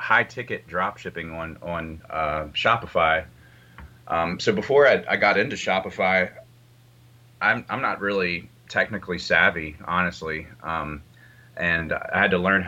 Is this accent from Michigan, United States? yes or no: no; West Virginia, United States; now in Baltimore, United States; I grew up in West Virginia, this small town in West Virginia. Now I live in Baltimore